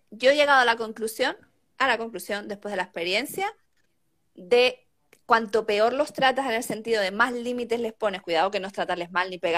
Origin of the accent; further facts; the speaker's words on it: Tenerife, Canary Islands, Spain; moved away as an adult; now in Madrid, Spain; yo soy de Canarias, yo soy de Tenerife.